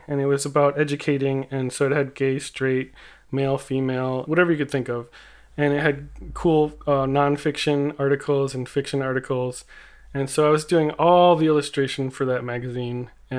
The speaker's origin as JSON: {"language": "English", "region": "California", "country": "United States", "said": "I'm a body painter. I paint on people and then I photograph them. I'm from the South Bay near Los Angeles, California."}